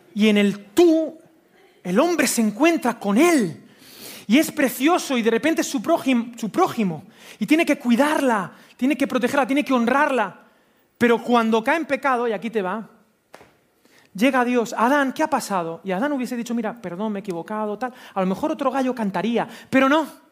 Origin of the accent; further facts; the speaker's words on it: Spain; soy español